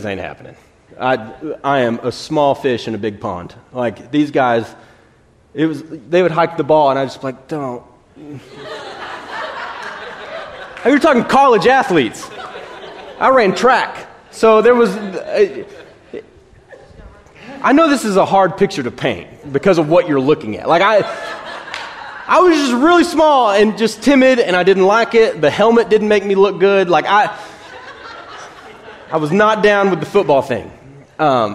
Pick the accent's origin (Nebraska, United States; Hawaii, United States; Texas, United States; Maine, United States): Texas, United States; Brownwood; I grew up in Brownwood